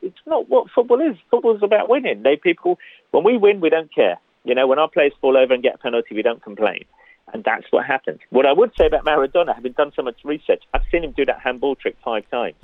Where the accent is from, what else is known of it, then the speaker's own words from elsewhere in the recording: London, United Kingdom; I grew up in Hackney